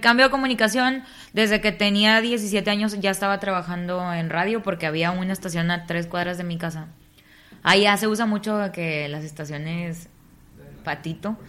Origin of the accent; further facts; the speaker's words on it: Nuevo Laredo, Tamaulipas, Mexico; yo soy de Nuevo Laredo, Tamaulipas.